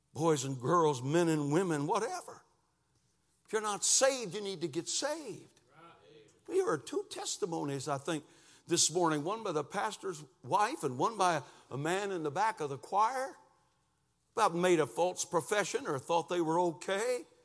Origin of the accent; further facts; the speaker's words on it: Lansing, Michigan, United States; moved away as an adult; now in Cincinnati, United States; we moved from Lansing, Michigan to near Cincinnati, Ohio. Three hundred and thirty miles away from where my wife was born and where I'd grown up